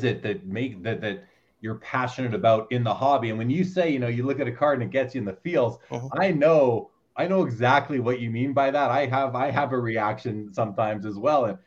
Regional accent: Winnipeg, Manitoba, Canada; I grew up in Winnipeg

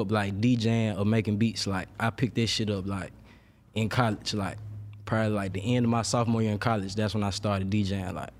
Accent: Memphis, Tennessee, United States; moved away as an adult; also born or lived in Atlanta; I'm from Memphis

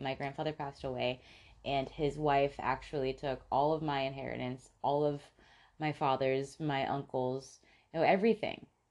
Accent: Tampa, Florida, United States; when we grew up in Tampa

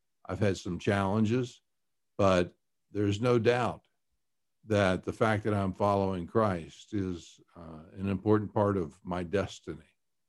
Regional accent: Chattanooga, Tennessee, United States; also born or lived in Kentucky / New York; now in Colorado, United States; Well, I was born in Kentucky and raised in Tennessee and around Chattanooga. And went to high school up in New York State.

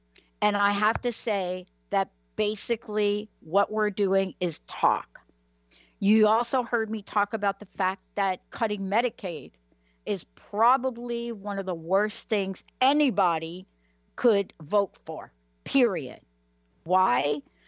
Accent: East Coast, United States; And I am from the East Coast, and I do go back to the state of New Jersey.

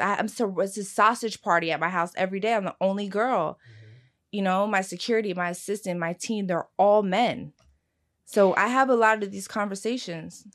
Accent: Philadelphia, Pennsylvania, United States; I'm also from South Philly. I, my, I grew up in a diner

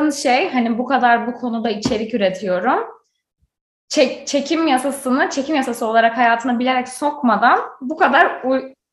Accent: Izmir, Turkey; now in United States; Ben bir de İzmirli olarak

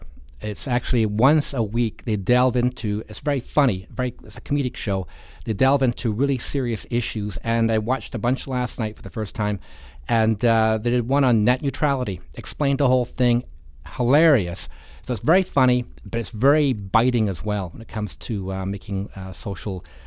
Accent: Edinburgh, Scotland, United Kingdom; now in Canada; I'm from Edinburgh.

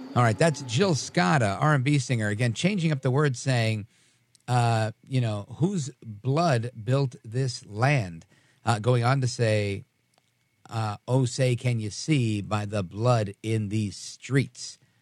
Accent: New York, United States; I was born in New York.

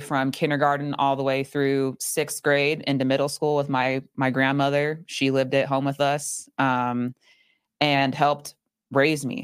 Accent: Phoenix, Arizona, United States; born or raised there; also born or lived in Chandler, Arizona

